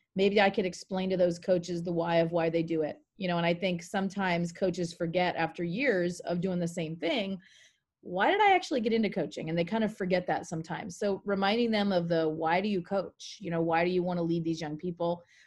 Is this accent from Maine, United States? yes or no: yes; Maine, United States; moved away as an adult; also born or lived in Carlsbad, California; I'm originally from Maine. That's where I grew up